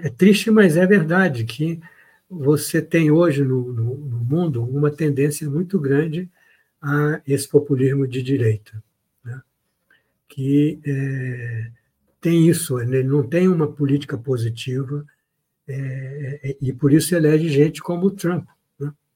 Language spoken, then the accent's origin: Portuguese; Brazil; sou brasileiro